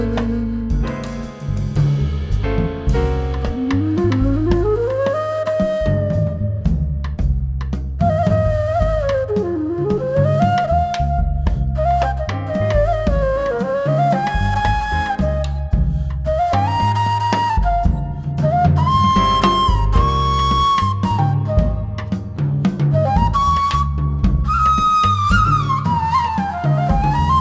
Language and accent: English; Bethlehem, West Bank, Palestine; in Palestine, my hometown, Bethlehem